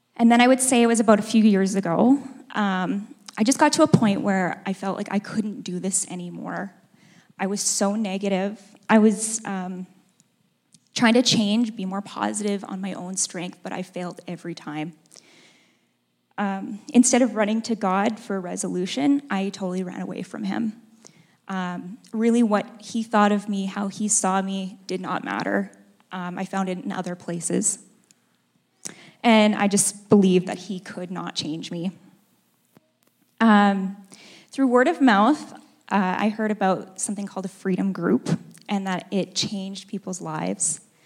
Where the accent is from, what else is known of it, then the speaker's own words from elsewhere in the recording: Edmonton, Alberta, Canada; moved away as an adult; now in Calgary, Canada; I was born and raised in Edmonton.